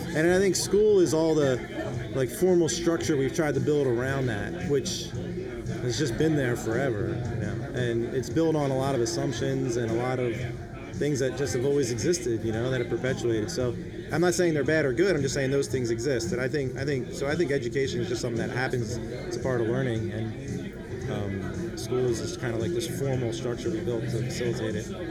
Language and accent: English; outside of Philadelphia, Pennsylvania, United States; growing up outside of Philly